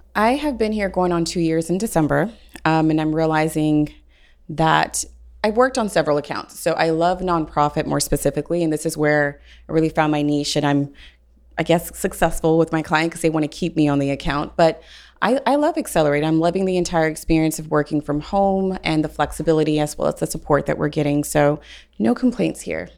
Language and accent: English; Houston, Texas, United States; I'm from Houston, Texas, been recruiting for oil and gas